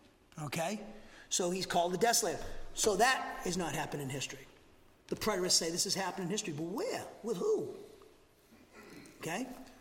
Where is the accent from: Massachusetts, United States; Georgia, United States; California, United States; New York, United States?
Massachusetts, United States; now in Huntsville, United States; I'm from Massachusetts too, okay? I talk too much, talk too fast.